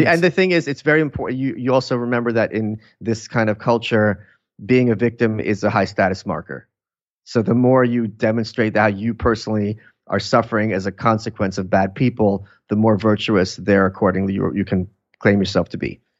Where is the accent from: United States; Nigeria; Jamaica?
United States; New York City, New York; also born or lived in Lviv, Ukraine; I grew up in Brooklyn. I was born there.